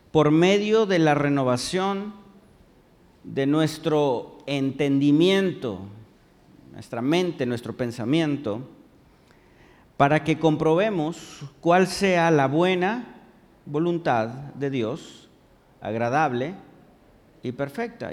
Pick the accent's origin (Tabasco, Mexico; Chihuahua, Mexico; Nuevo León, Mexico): Nuevo León, Mexico; Monterrey; aquí como regios